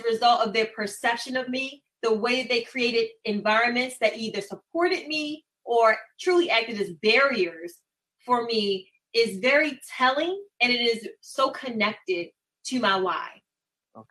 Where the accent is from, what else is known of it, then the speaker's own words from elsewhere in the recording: Baltimore, Maryland, United States; born and raised in Baltimore, matriculated through Baltimore City Public Schools